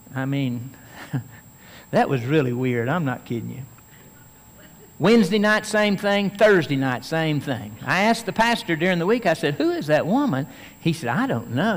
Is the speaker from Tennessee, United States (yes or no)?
yes; Tennessee, United States; I could be called a Tennessean because I'm from Tennessee